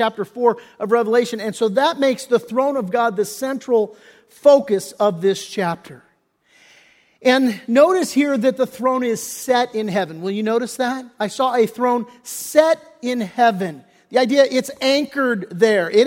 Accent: Redondo Beach, California, United States; I grew up in Redondo Beach

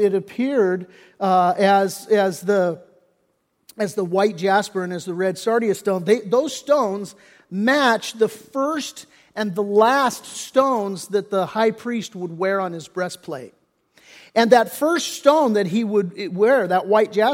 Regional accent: Redondo Beach, California, United States; I grew up in Redondo Beach

